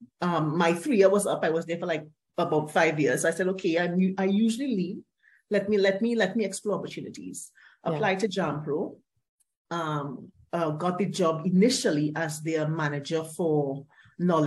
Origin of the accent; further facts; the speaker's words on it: Port of Spain, Trinidad & Tobago; also born or lived in Barbados / London; I grew up, part of my escape from that life in what they call behind the bridge.